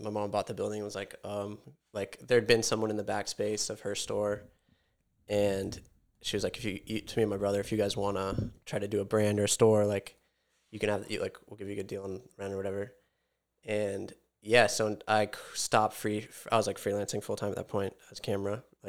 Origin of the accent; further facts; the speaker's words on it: Montauk, New York, United States; also born or lived in Olympia, Washington; I'm from Montauk, O G